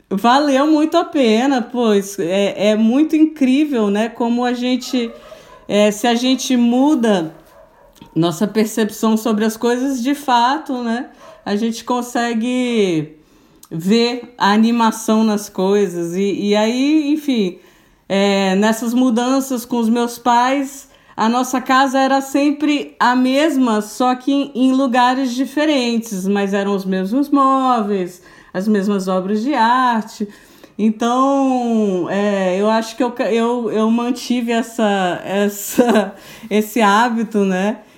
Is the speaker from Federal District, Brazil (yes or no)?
yes; Brasília, Federal District, Brazil; born there; now in Florianópolis, Brazil; Eu sou, eu sou brasiliense, sou nascida em Brasília.